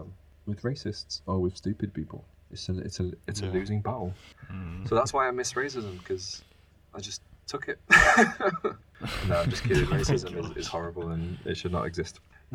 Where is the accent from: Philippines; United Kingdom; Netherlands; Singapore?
United Kingdom; Preston, North West England; born or raised there; moved away as an adult; also born or lived in Spain; now in Germany